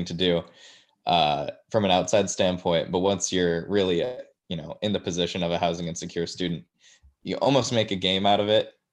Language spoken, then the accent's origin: English; Orange County, California, United States; I'm from Orange County, so that ends up being around a 2 hour commute